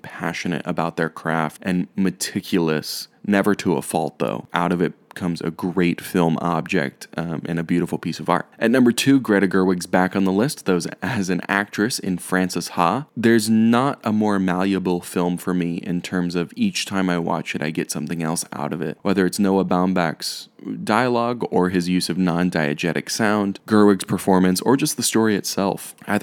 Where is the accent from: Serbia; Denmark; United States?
United States; Texas; just a boy, a white kid growing up in Texas